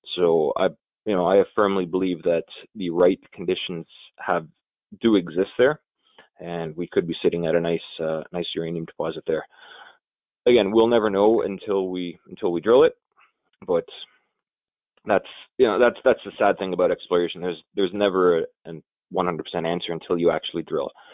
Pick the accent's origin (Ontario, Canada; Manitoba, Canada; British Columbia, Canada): Ontario, Canada; Elliot Lake; It's my hometown